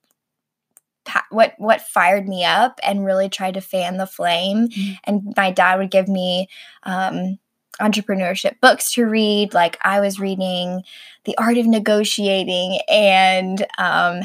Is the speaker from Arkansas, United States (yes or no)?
yes; Arkansas, United States; moved away; also born or lived in Texas; I grew up in Arkansas